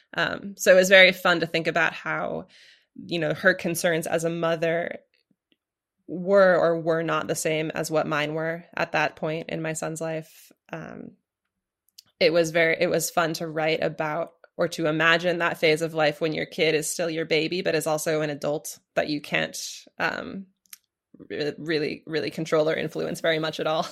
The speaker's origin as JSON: {"language": "English", "town": "Portland", "region": "Oregon", "country": "United States", "tie": "born or raised there", "moved": "yes", "said": "I grew up in Portland, Oregon."}